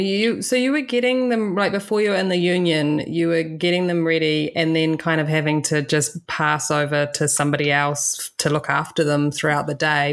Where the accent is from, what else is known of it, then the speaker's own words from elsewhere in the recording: New Zealand; I'm from New Zealand